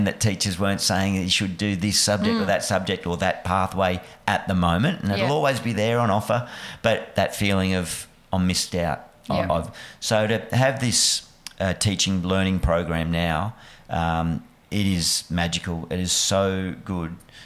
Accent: New South Wales, Australia; moved away as an adult; also born or lived in Bellingen / Junee / Deniliquin / Lismore; now in Western Australia, Australia; I was born in Bellingen up in the sort of Northern Tablelands, then went to down south of New South Wales, Junee, Deniliquin

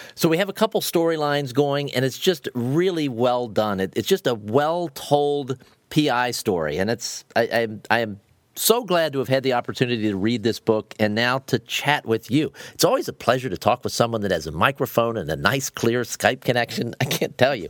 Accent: Ohio, United States; I grew up in Ohio. I, I grew up in the Midwest

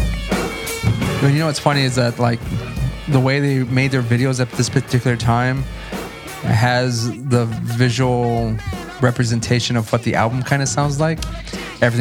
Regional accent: South Texas, United States; I'm from South Texas

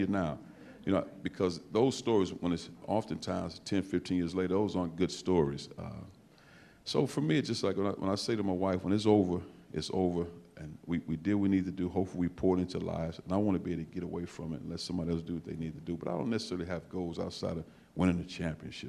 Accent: East St. Louis, Illinois, United States; moved away; I'm from East St. Louis

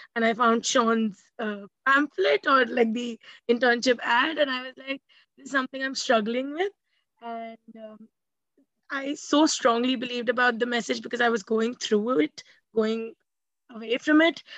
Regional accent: India; I'm from India

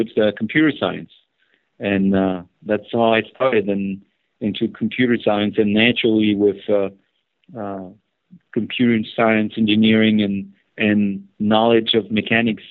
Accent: northeast France, France; I grew up in northeast part of France

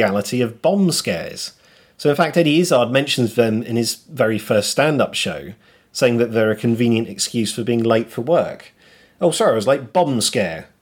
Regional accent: England, United Kingdom; as a kid growing up in England

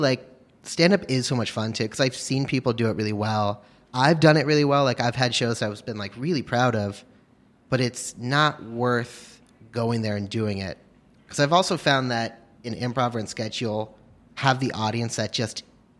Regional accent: Hastings-on-Hudson, New York, United States; I'm from Hastings on Hudson.

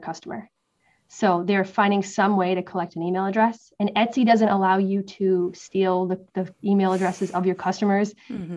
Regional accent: Massachusetts, United States; moved away as an adult; also born or lived in West Coast, United States; now in East Coast, United States; growing up in Massachusetts

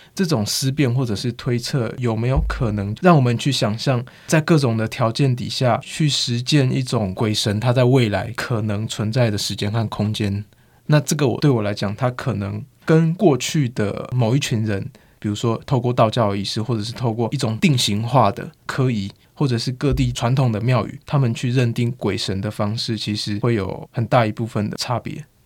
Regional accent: Taiwan; also born or lived in Guanxi, Hsinchu / Zhongli, Taoyuan; 我的老家，就是桃园新，呃，新竹关西那一带，但后来有搬出来到，呃，外面，就是现在的中立那附近

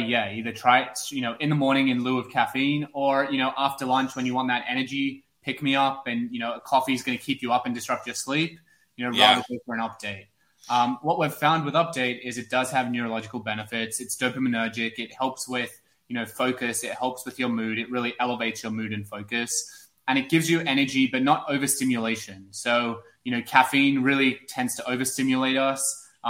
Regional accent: Sydney, New South Wales, Australia; now in New York, United States; I moved to New York from Sydney, Australia about 4 years ago.

